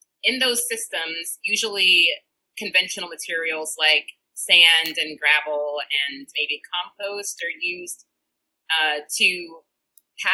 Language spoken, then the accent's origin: English; St. Louis, Missouri, United States; moved away as an adult; also born or lived in California; now in Seattle, United States; I am from St. Louis, Missouri, and did my PhD there